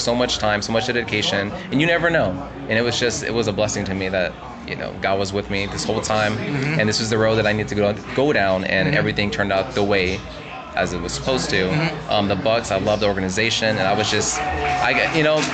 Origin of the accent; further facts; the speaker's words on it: San Antonio, Texas, United States; born and raised in San Antonio